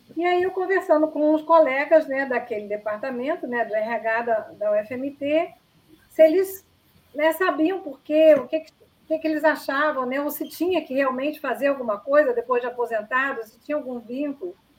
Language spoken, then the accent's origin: Portuguese; Niterói, Rio de Janeiro, Brazil; moved away; also born or lived in Cuiabá; eu sou de Niterói